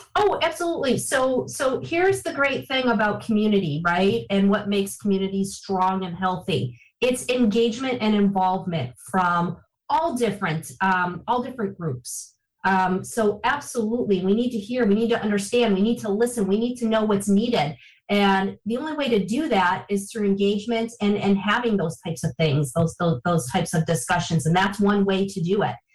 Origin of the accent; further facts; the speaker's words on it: Niagara Falls, New York, United States; I am uh, from Niagara Falls, born and raised in Niagara Falls, lived here for